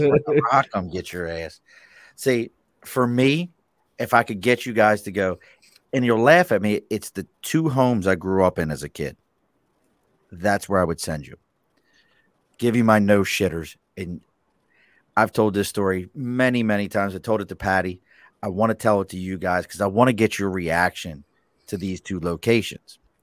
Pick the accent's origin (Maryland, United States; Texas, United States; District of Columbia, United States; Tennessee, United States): Maryland, United States; Baltimore; now in New York, United States; I grew up in Baltimore City